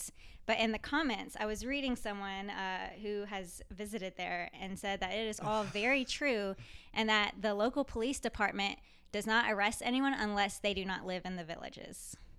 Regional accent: Louisiana, United States; oh, no, I'm sorry. I came from Louisiana.

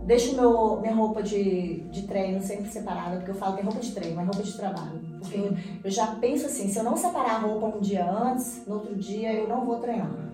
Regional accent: Teófilo Otoni, Minas Gerais, Brazil; also born or lived in Bahia; nasci aqui em Teófilo, sou mineira, é, mas vivi a minha primeira infância na Bahia, porque meu pai morava lá. E fiquei entre Teófilo e a Bahia.

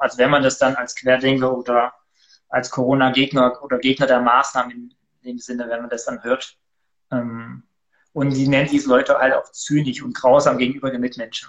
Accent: Ore Mountains, Saxony, Germany; moved away; also born or lived in Halle / Switzerland; komme nicht aus Cuxhaven, sondern aus dem gesegneten Erzgebirge

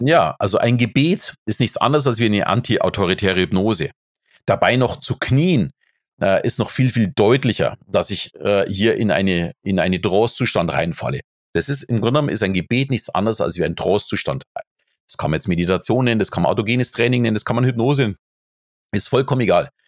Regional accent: Bavaria, Germany; ich bin natürlich katholisch erzogen, äh, so also als Bayer ist das ganz normal.

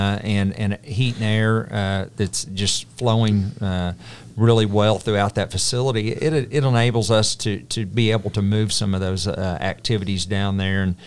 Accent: Guthrie, Oklahoma, United States; I grew up on Sooner and Simpson Road

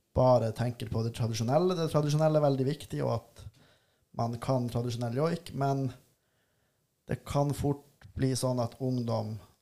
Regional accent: Tana, Finnmark, Norway; also born or lived in Volda / Bodø; Jeg er fra Tana, som ligger i Øst-Finnmark

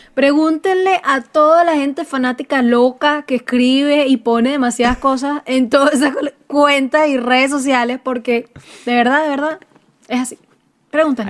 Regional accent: Puerto Ordaz, Bolívar, Venezuela; yo soy de Puerto Ordaz

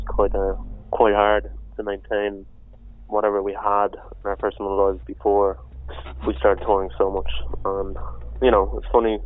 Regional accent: Madrid, Community of Madrid, Spain; I grew up in Spain, in Madrid

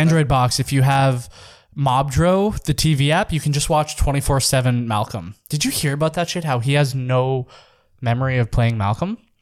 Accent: Saskatchewan, Canada; I'm from Saskatchewan

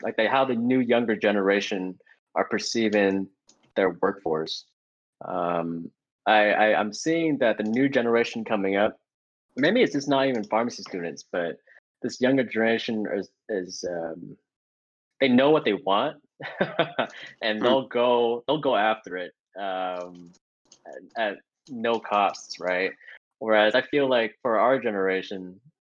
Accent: Portland, Oregon, United States; born and raised in Portland. Grew up in the West throughout my life.

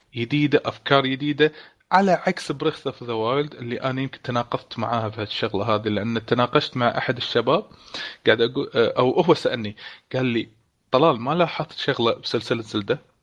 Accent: Kuwait; عندنا بالكويت

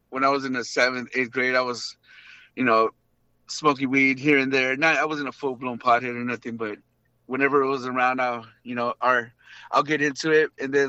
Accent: Linwood, United States; Linwood was pretty crazy, man.

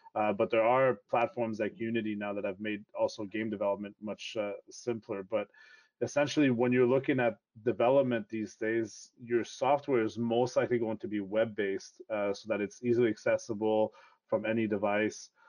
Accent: Toronto, Ontario, Canada; first language French; English is a second language; also born or lived in Quebec; my dad got a job transfer and we moved to Toronto, so I ended up growing up in the Toronto area

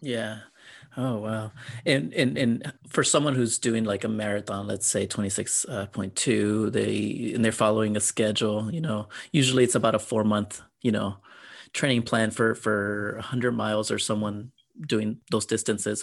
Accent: San Antonio, Texas, United States; I'm from San Antonio

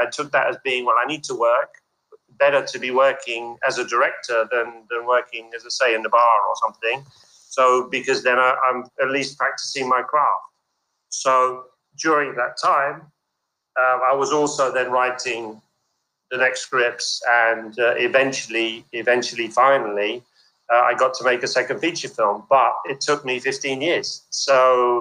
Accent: London, United Kingdom; I was born in London

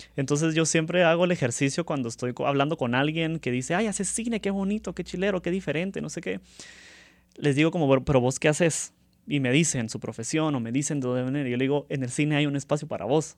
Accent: Guatemala; desde los guatemaltecos que participamos

